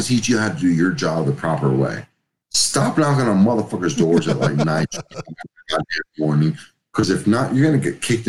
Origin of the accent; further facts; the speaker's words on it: New York, United States; I'm a New Yorker.